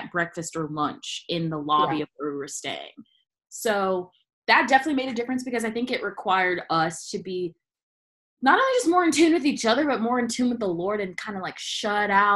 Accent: Columbia, South Carolina, United States; We both went and danced and lived in Columbia, South Carolina.

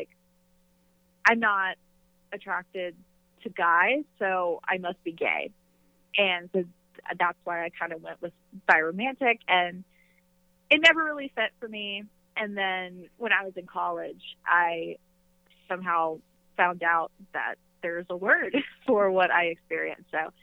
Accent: North Carolina, United States; I am from North Carolina, born and raised

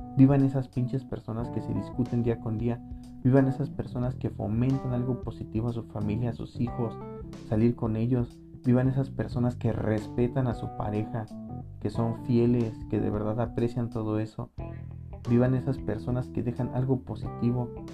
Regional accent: Michoacán, Mexico; now in Morelia, Mexico; soy de Michoacán

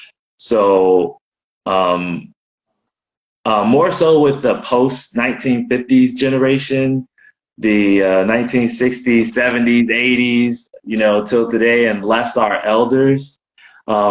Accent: United States; also born or lived in Oakland / Florida / Baltimore; My background is I'm Black American

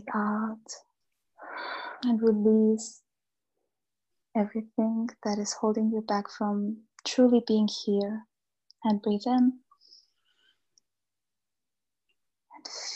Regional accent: Austria; also born or lived in Bosnia; I grew up in Austria

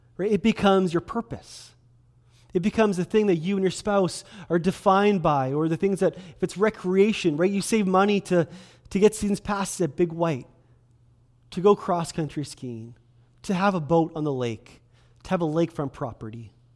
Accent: Kelowna, British Columbia, Canada; I was born and raised in Kelowna.

